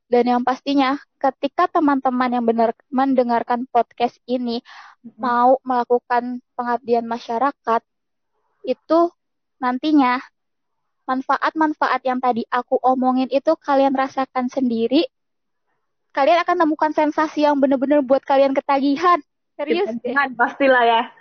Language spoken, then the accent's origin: Indonesian; Jakarta, Indonesia; aku di sana kan aku dari Jakarta asalnya. Ketika aku tiba di da suatu daerah merasakan banget perbedaannya sih sama di kota sama di sana.